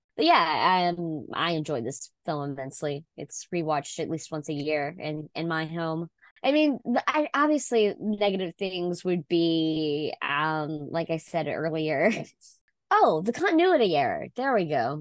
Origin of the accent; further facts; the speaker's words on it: Mississippi, United States; Elvis is from my home state